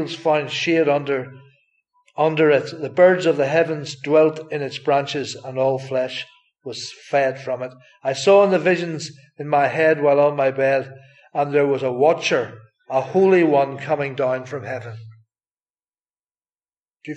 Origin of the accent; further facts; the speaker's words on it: Northern Ireland, United Kingdom; moved away; if you don't know where I'm from, it's from Northern Ireland